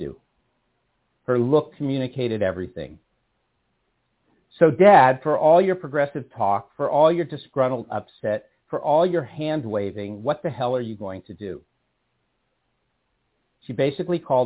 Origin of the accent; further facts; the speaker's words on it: San Rafael, California, United States; now in Berkeley, United States; I was born and raised in San Rafael, California